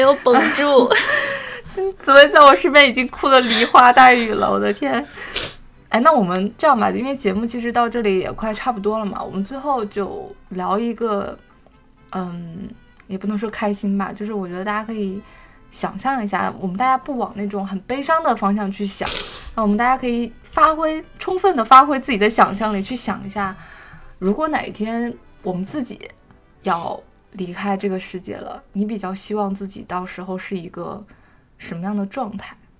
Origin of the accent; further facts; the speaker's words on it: Northeast China, China; 我东北人嘛